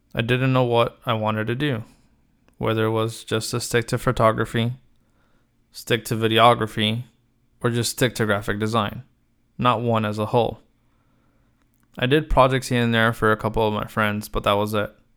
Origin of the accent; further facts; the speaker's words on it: Los Angeles, California, United States; I was born in Los Angeles, out of a family of five